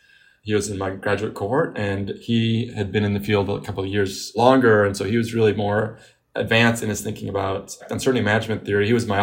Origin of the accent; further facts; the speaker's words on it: Beirut, Beirut Governorate, Lebanon; now in United States; I was coming again from Beirut and seeing the difference in media coverage in the Middle East and here. Since we came to the United States, often I would see it.